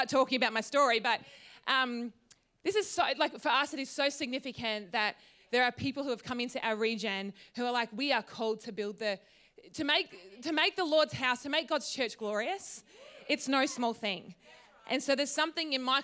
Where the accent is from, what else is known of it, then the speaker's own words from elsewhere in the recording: Tatura, Victoria, Australia; moved away as an adult; also born or lived in Wodonga / Brisbane; I grew up in Tatura. So just down the road